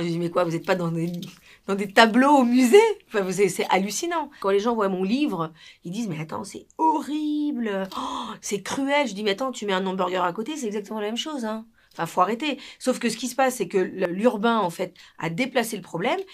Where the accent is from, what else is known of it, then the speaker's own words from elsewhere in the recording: Peru; now in France; Quand on a grandi en Amérique du Sud, au Pérou, dans les Andes